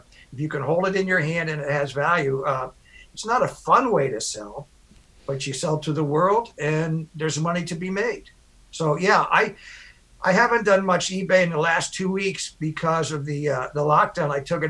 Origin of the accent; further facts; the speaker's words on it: Washington, District of Columbia, United States; moved away; I grew up in Washington, D.C.